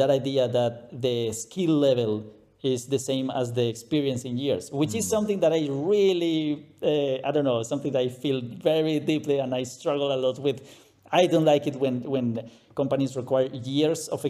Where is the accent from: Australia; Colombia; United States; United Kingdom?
Colombia; English is a second language; moved away as an adult; also born or lived in Saudi Arabia / Bahrain / Dubai; now in Germany; I'm from Colombia, Latin America. That's why the accent